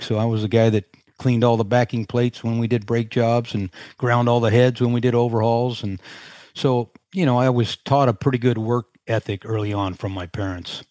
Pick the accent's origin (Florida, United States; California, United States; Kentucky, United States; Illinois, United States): California, United States; Sunnyvale; moved away as an adult; now in Carlsbad, United States; Sunnyvale, to be exact, is where I grew up